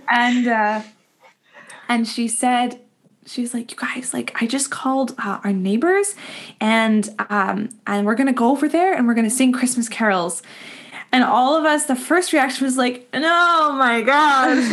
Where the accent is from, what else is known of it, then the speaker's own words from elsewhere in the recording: Winnipeg, Manitoba, Canada; moved away; I grew up in Winnipeg, and all of our extended family is is out here, out east